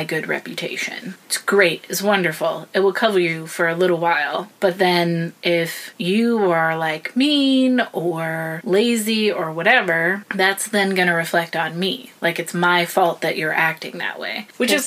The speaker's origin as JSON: {"language": "English", "country": "United States", "moved": "yes", "said": "as an American"}